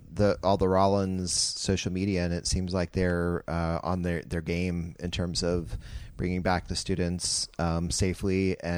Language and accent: English; Winter Park, Florida, United States; I was born in Winter Park